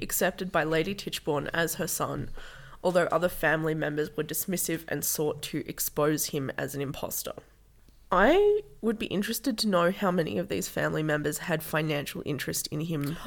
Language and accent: English; Hay, New South Wales, Australia; my hometown of Hay